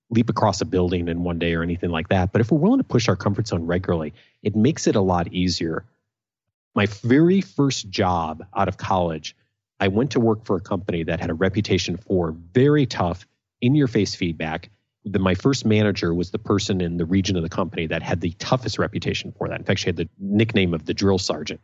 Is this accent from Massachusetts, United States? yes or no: no; Naperville, Illinois, United States; also born or lived in Champaign-Urbana; I grew up in Naperville, a suburb of Chicago